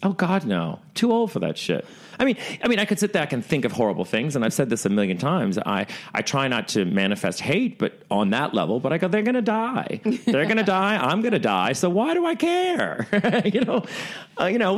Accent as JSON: {"language": "English", "region": "the South", "country": "United States", "moved": "yes", "lives_now": "New York, United States", "said": "I come from the South where where they're really welcoming"}